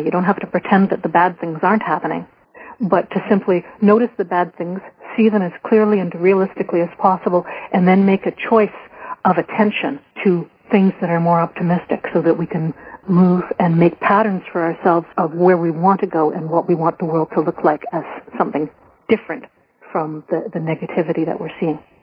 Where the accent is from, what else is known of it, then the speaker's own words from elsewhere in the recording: Canada; I was a white Irish Canadian woman